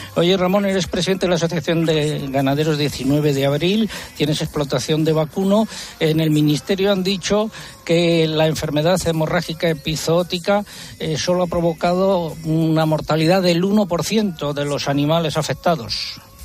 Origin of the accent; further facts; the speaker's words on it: Adanero, Castile and León, Spain; en mi pueblo en Adanero